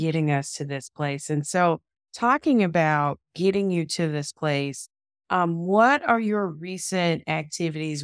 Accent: the South, United States; I'm from the South

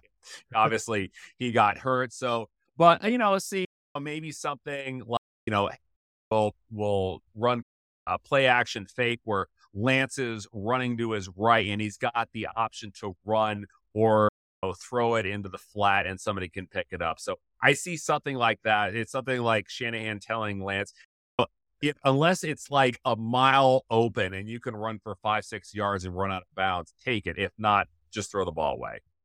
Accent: Northern California, United States; moved away as an adult; now in Washington, D.C., United States; having been raised in, born and raised in Northern California

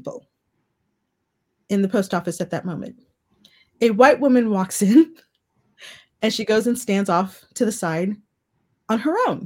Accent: United States; moved away; also born or lived in South Africa; growing up in the United States

